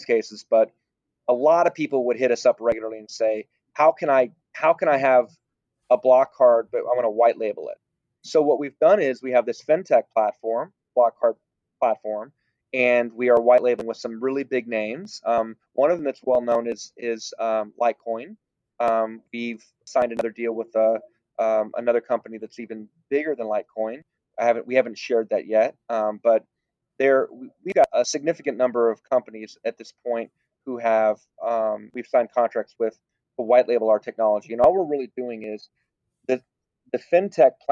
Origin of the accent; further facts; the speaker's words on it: Texas, United States; Now, I was born in Texas. I'm a proud American, and I was born here